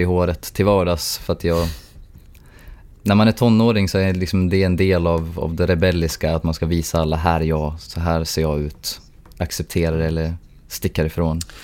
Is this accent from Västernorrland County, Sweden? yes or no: yes; Sundsvall, Västernorrland County, Sweden; moved away as an adult; now in Tokyo, Japan; min hemstad där jag är, jag är en av Sundsvalls ambassadörer